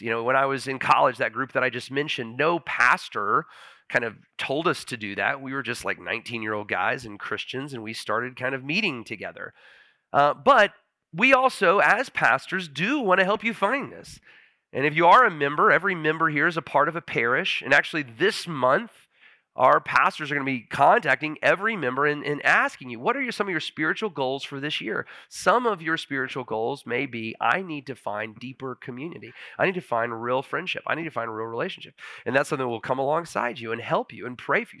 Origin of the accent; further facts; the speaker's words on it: Huntsville, United States; moved away as an adult; I actually moved back to Huntsville. My dad's a pastor in Huntsville, and I was on his staff for about ten months. It was my hometown